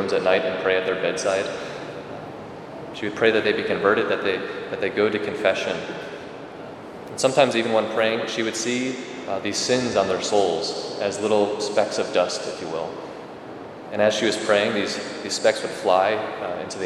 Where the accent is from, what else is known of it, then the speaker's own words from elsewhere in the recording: Rockford, Illinois, United States; Growing up in Rockford